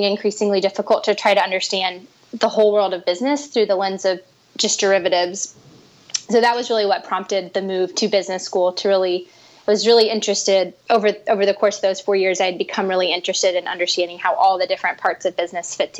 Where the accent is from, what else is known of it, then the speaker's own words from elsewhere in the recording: Chattanooga, Tennessee, United States; moved away as an adult; also born or lived in Wheaton, Illinois / Pennsylvania / Charlottesville, Virginia; now in Atlanta, United States; I'm originally from Chattanooga, Tennessee, and spent about 10 years outside of the South after high school.